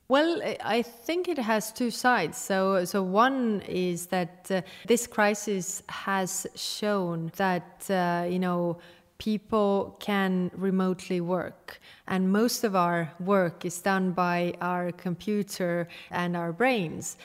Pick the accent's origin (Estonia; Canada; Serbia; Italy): Estonia